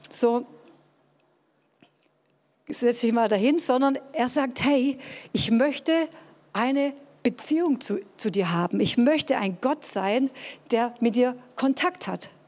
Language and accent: German; Tübingen, Baden-Württemberg, Germany; Ja, ich bin in Tübingen groß geworden, war hier auf einem humanistischen Gymnasium, hatte Deutsch-Leistungskurs